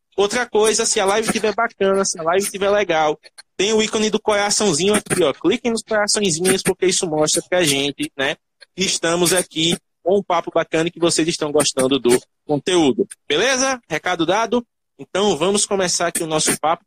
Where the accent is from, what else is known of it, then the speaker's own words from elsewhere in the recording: Northeast Region, Brazil; sou do Nordeste